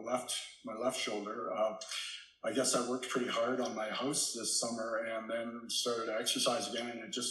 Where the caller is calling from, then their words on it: Nelson, British Columbia, Canada; I'm from Canada, Nelson, BC.